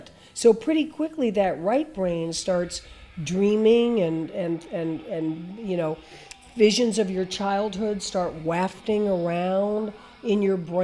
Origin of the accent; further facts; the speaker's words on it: Fort Lauderdale, Florida, United States; I grew up down there. So I was in Fort Lauderdale